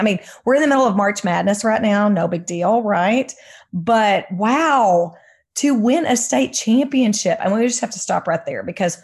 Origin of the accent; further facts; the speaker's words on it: Waco, Texas, United States; I grew up with it because I grew up in Waco